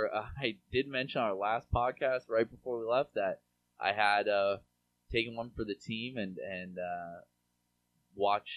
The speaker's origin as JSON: {"language": "English", "town": "Seattle", "region": "Washington", "country": "United States", "moved": "yes", "said": "I'm from Seattle originally."}